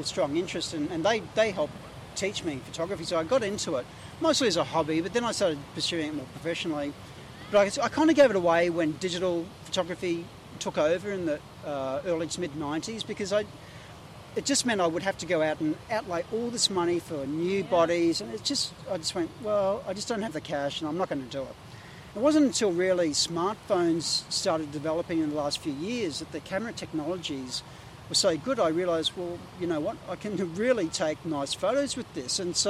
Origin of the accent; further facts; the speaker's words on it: Sunshine Coast, Queensland, Australia; also born or lived in Ipswich, Queensland; now in Gold Coast, Australia; I grew up kind of in Ipswich and then mostly on the Sunshine Coast around Noosa, Yandina and Caloundra